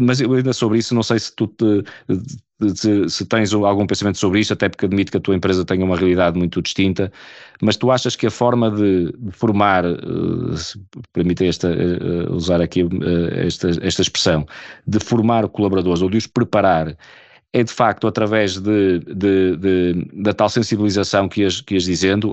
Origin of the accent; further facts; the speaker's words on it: Portugal; enquanto portugueses